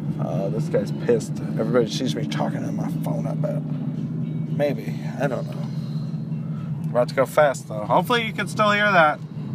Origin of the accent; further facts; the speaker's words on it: Canada; I'm Canadian, so I'm always smiling.